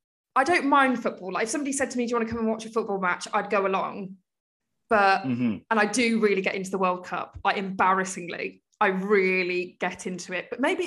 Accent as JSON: {"language": "English", "country": "United Kingdom", "accent": "southern English", "said": "whenever anybody hears my accent, they automatically think I'm from London. Mm-hmm. As if like the southern English accent cannot be anything but London."}